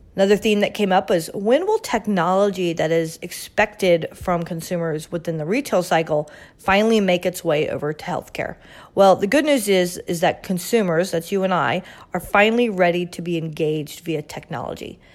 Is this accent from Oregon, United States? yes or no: no; Orlando, Florida, United States; my hometown of Orlando, Florida